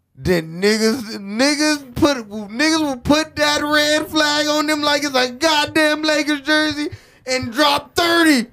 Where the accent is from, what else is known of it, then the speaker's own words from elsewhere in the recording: United States; Being American